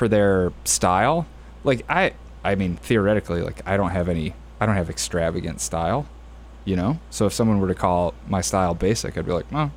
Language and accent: English; Joliet, Illinois, United States; my mom is French. She immigrated, but I grew up in Joliet, Illinois